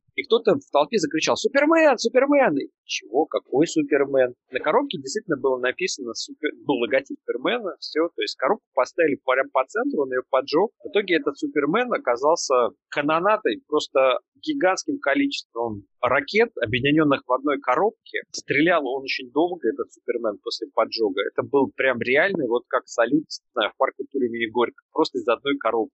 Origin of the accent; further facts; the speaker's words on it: Russia; Я из России, мне хамили все детство